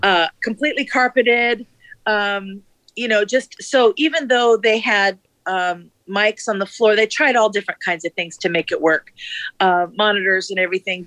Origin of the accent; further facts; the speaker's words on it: Anaheim, California, United States; moved away; I am originally from Anaheim, California. So, I grew up with Disney basically in my backyard